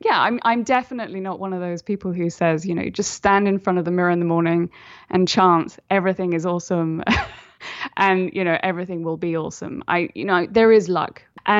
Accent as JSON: {"language": "English", "country": "United Kingdom", "said": "obviously I'm British, so, you know, we don't say things like that."}